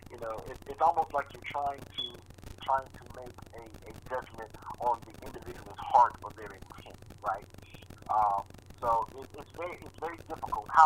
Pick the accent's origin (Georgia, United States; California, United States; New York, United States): Georgia, United States; also born or lived in South Carolina; I grew up in Georgia. I um my family from my family's from South Carolina, so I, I'm I'm well aware of the attitudes um, of, of, of my home state and the region in general.